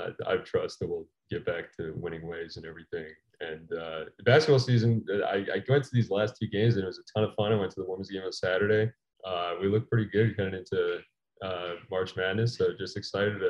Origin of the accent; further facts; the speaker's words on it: Plano, Texas, United States; now in Austin, United States; I'm from Plano, Texas. I lived there for the past 10, 12 years. Went to Plano West High School